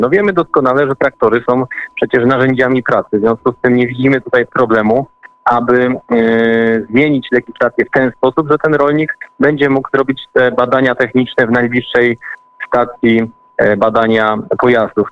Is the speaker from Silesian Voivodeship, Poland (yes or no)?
yes; Podbeskidzie, Silesian Voivodeship, Poland; ja akurat pochodzę, pochodzę z Podbeskidzia